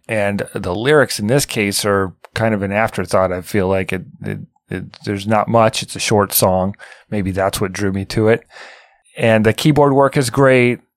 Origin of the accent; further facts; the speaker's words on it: Midwest, United States; growing up in the Midwest